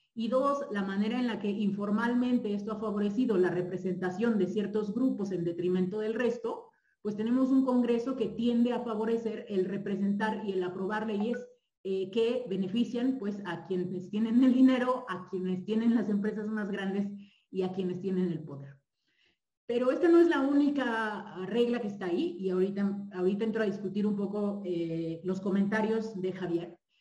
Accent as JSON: {"language": "Spanish", "country": "Mexico", "said": "un país con tantos privilegios como el nuestro"}